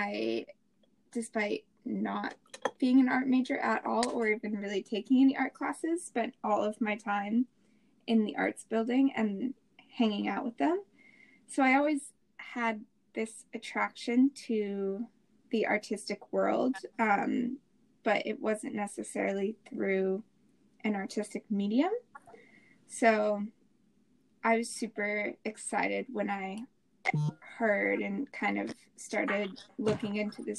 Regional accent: Jackson, Wyoming, United States; moved away as an adult; also born or lived in Santa Clara, California / Melbourne, Australia; I am born and raised in Jackson Hole, Wyoming

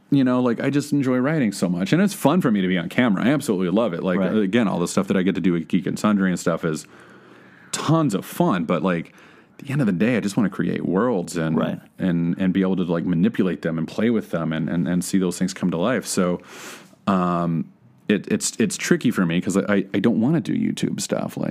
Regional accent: Texas, United States; moved away as an adult; also born or lived in Oklahoma; now in Los Angeles, United States; I grew up in Texas and went to school in Oklahoma

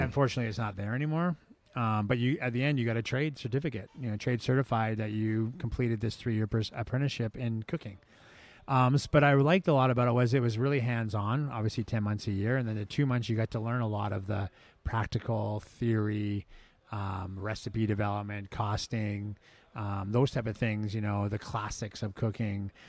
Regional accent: Victoria, British Columbia, Canada; moved away as an adult; now in San Diego, United States; Smitty's was looking for a, a cook in my hometown. I was back in Victoria

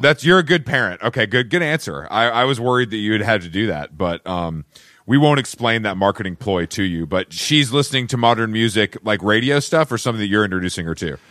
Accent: Atlanta, Georgia, United States; I'm from Atlanta, and we have a, obviously a very deep redneck culture

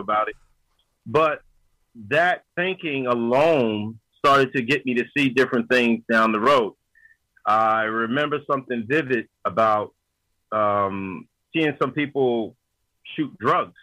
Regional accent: Yonkers, New York, United States; I was born and raised in Yonkers, New York

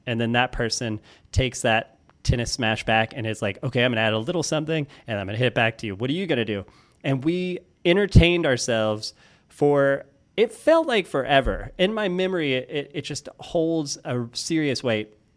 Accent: Florissant, Missouri, United States; I grew up in Florissant, Missouri, which is a suburb of Saint Louis.

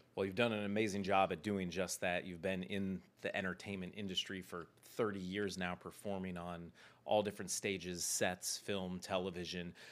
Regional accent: Cleveland, Ohio, United States; I did a lot of acting when I was a kid growing up in Cleveland

